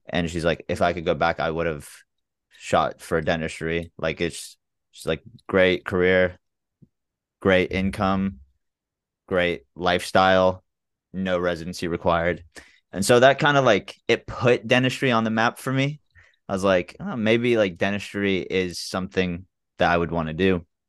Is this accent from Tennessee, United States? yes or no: yes; Memphis, Tennessee, United States; also born or lived in Chicago / San Antonio / Jacksonville, Florida / Birmingham; I'm from Memphis, Tennessee. Um, I lived in Memphis since I was two. I was born in Chicago bef-, before